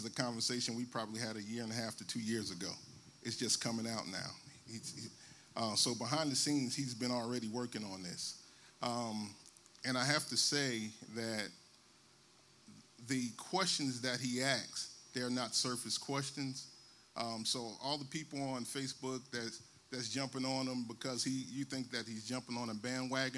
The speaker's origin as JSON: {"language": "English", "town": "Newark", "region": "New Jersey", "country": "United States", "tie": "born or raised there", "said": "I grew up in Newark, New Jersey"}